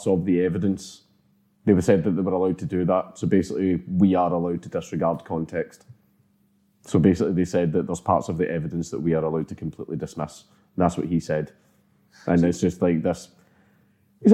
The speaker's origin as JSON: {"language": "English", "region": "Scotland", "country": "United Kingdom", "said": "I'm Scottish"}